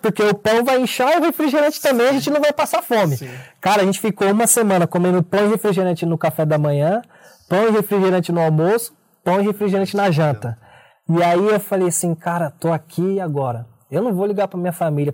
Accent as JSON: {"language": "Portuguese", "region": "São Paulo", "country": "Brazil", "tie": "born or raised there", "said": "Eu sou nascido e criado na Zona Sul de São Paulo."}